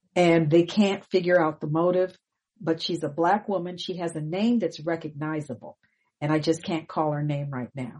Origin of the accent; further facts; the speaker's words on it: Pasadena, California, United States; moved away; we grew up in Pasadena